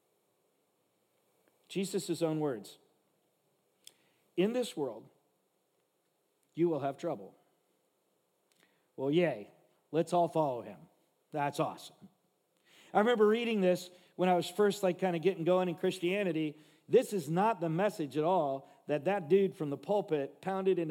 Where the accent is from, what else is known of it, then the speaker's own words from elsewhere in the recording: Los Angeles, California, United States; I grew up in Watts, L.A., if you know what that is, the slums